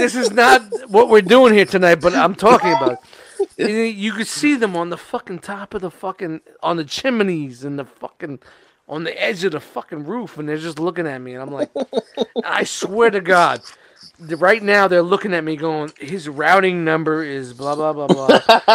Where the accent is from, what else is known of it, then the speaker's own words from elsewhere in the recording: New York City, New York, United States; moved away; I'm from Brooklyn, and I'm used to pigeons and squirrels in the projects